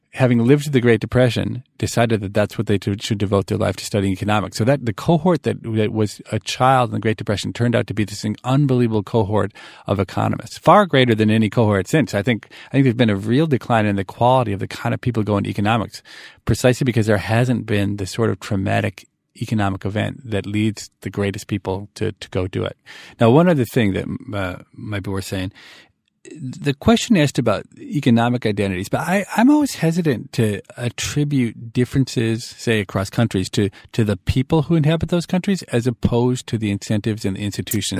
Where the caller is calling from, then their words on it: Boston, Massachusetts, United States; I'm calling from Boston